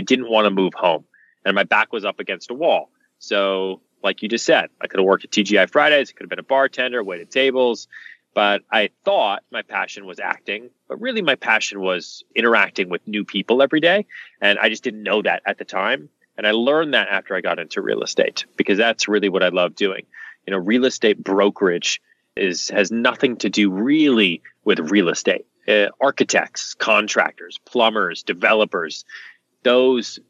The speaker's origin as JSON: {"language": "English", "region": "Texas", "country": "United States", "tie": "born or raised there", "said": "I was born in Texas. Texas is in my blood"}